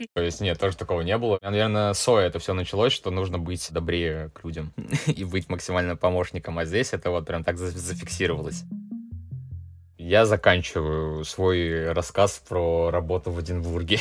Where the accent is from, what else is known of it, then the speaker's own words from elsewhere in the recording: Russia; moved away as an adult; now in Edinburgh, United Kingdom; я из России